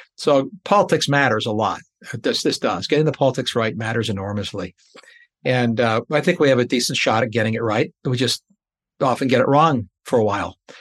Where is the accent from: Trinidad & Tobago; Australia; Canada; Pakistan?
Canada; I'm a Canadian